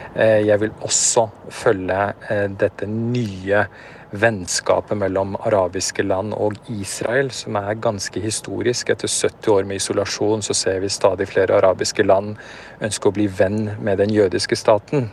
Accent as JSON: {"language": "Norwegian", "region": "Oslo", "country": "Norway", "tie": "born or raised there", "also_born_or_lived": "Afghanistan / Peshawar, Pakistan", "moved": "as an adult", "lives_now": "Beirut, Lebanon", "said": "Jeg vokste opp på Grünerløkka"}